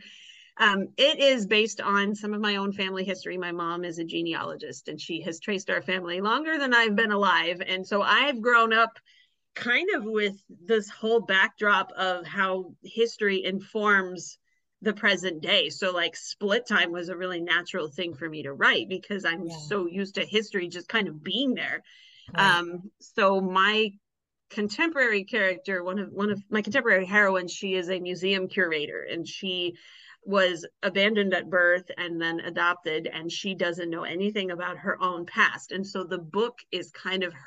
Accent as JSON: {"language": "English", "region": "Kansas", "country": "United States", "tie": "born or raised there", "also_born_or_lived": "Oklahoma / Illinois", "said": "I was born and raised in Kansas"}